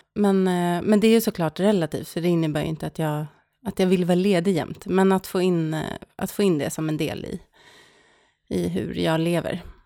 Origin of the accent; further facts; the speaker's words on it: Stockholm, Stockholm County, Sweden; moved away as an adult; also born or lived in Norrköping; now in Särna, Sweden; jag är född och uppvuxen i Stockholm